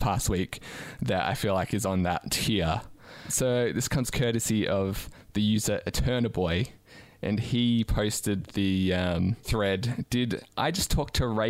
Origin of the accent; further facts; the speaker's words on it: Australia; As an Australian